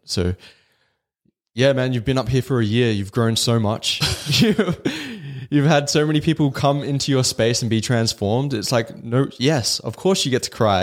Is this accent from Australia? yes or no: yes; Australia; the culture we grew up in in Australia